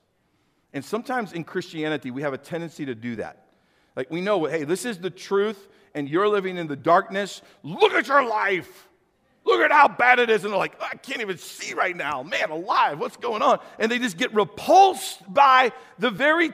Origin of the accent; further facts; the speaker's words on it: St. Louis, Missouri, United States; I grew up in St. Louis, so I was a city boy